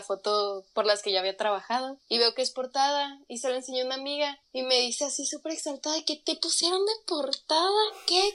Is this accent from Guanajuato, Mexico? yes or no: no; Chihuahua, Mexico; moved away as an adult; now in Mexico City, Mexico; Soy de Chihuahua, Chihuahua